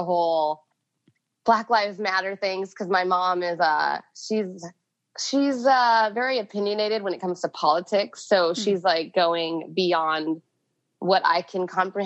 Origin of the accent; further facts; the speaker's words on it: California, United States; I grew up in California.